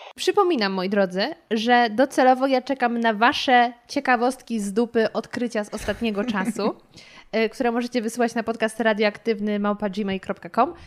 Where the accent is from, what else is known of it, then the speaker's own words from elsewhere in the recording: Poland; ja z Polski, nawet z, powiedzmy z Warszawy